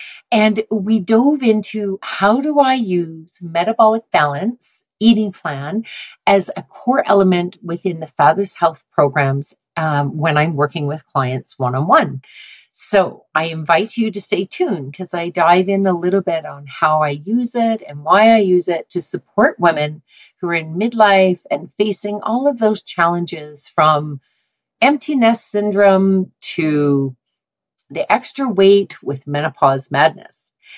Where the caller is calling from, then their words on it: Calgary, Alberta, Canada; Calgary, Alberta.